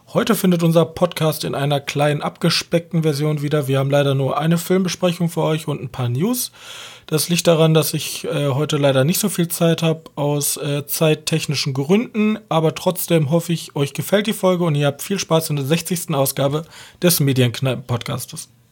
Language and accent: German; Germany; als Deutscher